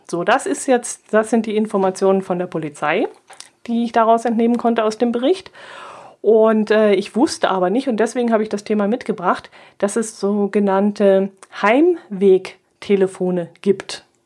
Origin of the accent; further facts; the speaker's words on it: Southern Germany, Germany; Ich war jetzt als Süddeutsche natürlich dem Ganzen ein bisschen weit weg